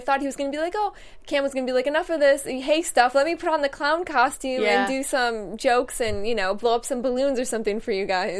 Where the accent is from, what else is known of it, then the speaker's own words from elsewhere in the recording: New York, United States; now in California, United States; I'm from New York